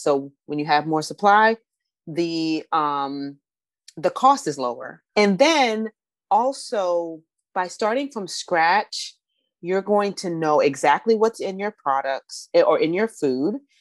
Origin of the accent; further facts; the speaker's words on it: Northern Virginia, United States; moved away; also born or lived in Southeast Washington, D.C.; I grew up in Northern Virginia.